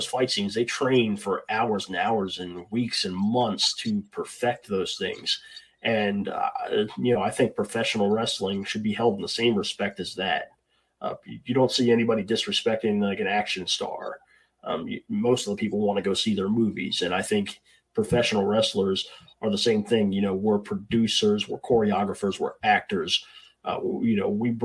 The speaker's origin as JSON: {"language": "English", "town": "Hagerstown", "region": "Maryland", "country": "United States", "said": "I'm from Hagerstown, Maryland. So we had a school here in Hagerstown"}